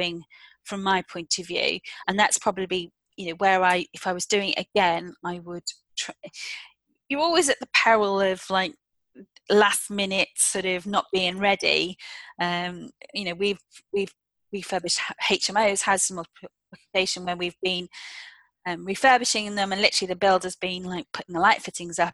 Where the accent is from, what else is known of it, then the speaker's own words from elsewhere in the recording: United Kingdom; as British citizens